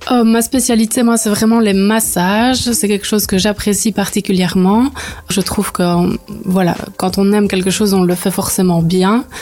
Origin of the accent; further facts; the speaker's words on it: Neupré, Wallonia, Belgium; moved away as an adult; also born or lived in Bêche, Vielsalm / Liège; now in Vielsalm, Belgium; Donc moi à la base, je viens de Neupré près de Liège. Je suis toute nouvelle ici à Bèche